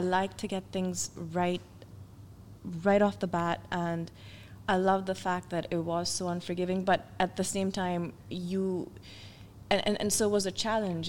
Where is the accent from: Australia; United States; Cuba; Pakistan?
Pakistan; moved away as an adult; I was back at uh, the National College of Arts, but they'd actually opened up a branch in my hometown.